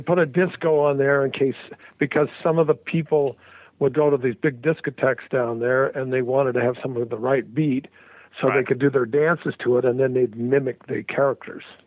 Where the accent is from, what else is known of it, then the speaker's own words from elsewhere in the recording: Salt Lake City, Utah, United States; moved away as an adult; also born or lived in Hollywood, California; I'm from Salt Lake